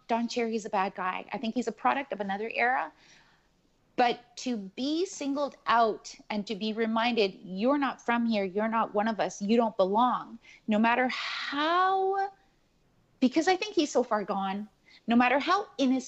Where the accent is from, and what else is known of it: Canada; born or raised there